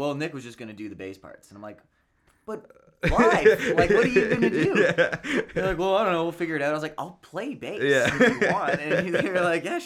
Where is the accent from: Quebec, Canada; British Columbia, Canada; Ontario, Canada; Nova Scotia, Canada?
Ontario, Canada; London; I'm from London